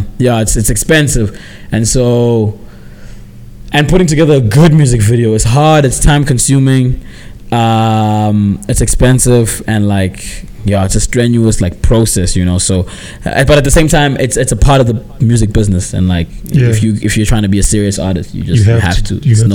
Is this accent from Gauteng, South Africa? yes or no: no; Port Elizabeth, Eastern Cape, South Africa; also born or lived in Graaf-Reinet; I'm from Eastern Cape, Port Elizabeth, and a small town called Graaf-Reinet. Port Elizabeth is my birthplace. That's where I was born. That's my hometown. Graaf-Reinet is my home. That's like that's where my family's from.